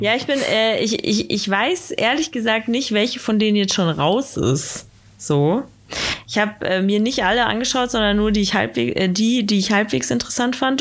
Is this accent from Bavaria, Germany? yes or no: yes; Bad Aibling, Bavaria, Germany; in Bad Aibling, äh, wo ich aufgewachsen bin